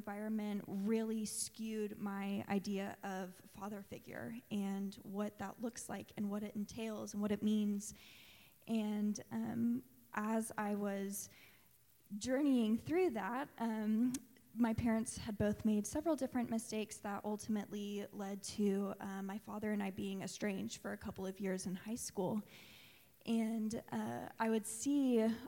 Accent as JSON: {"language": "English", "town": "Tulsa", "region": "Oklahoma", "country": "United States", "tie": "born or raised there", "said": "I grew up in Tulsa going to Asbury United Methodist Church"}